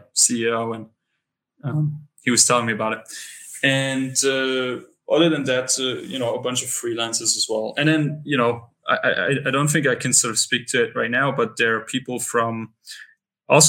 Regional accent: Berlin, Germany; moved away as an adult; now in Lisbon, Portugal; I come from Berlin, which is sort of, you know, the capital of Germany.

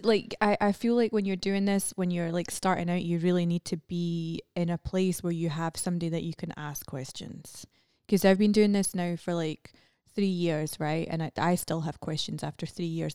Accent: Scotland, United Kingdom; moved away as an adult; also born or lived in London; now in United States; I moved from Scotland to London

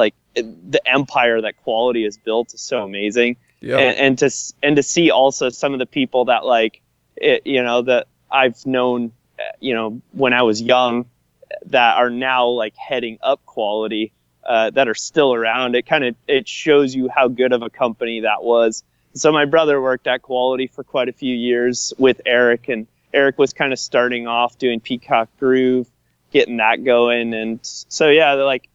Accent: Minnesota, United States; I'm from Minnesota

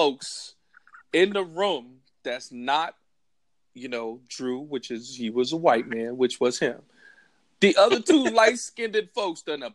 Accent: United States; I'm from Carolina

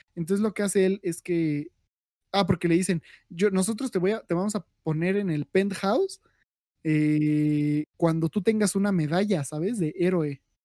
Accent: Mexico; yo soy mexicano, todos somos mexicanos aquí

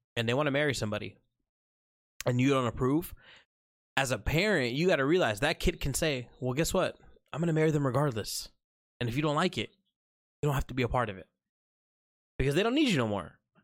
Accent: United States; Middle Eastern blood in me. Um, proud Muslim, but I'm born and raised in America.

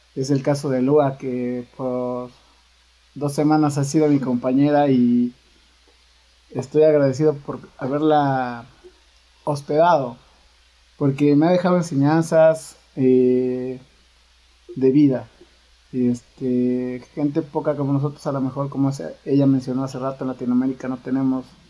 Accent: Puebla, Mexico; nosotros los poblanos tenemos una conexión fuerte por la cumbia

